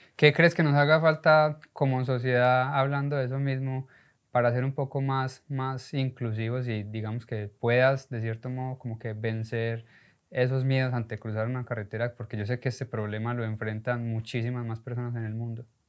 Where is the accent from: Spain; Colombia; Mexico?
Colombia; now in United States; Uno como latino, sobre todo como colombiano, llegué a los Estados Unidos